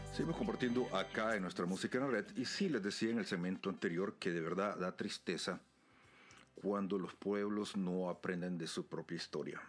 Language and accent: Spanish; El Salvador; mi país, en El Salvador